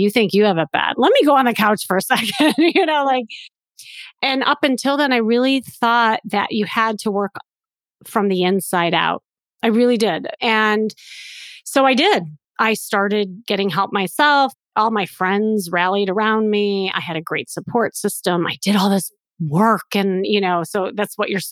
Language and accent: English; Chicago, Illinois, United States; I am from Chicago and I had this kind of traditional life.